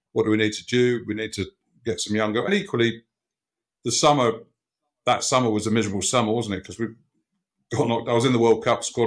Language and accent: English; Harrow Weald, London, United Kingdom; I grew up in Harrow Weald